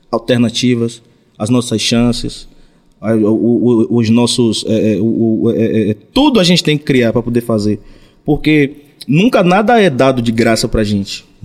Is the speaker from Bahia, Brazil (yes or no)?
yes; Ubaitaba, Bahia, Brazil; Eu sou de Ubaitaba.